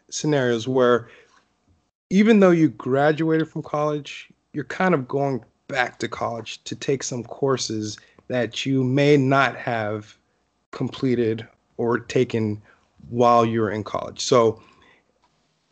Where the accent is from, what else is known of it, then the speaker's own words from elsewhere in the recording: Hollywood, Florida, United States; I grew up in Hollywood, Florida, which is about 30 minutes north of Miami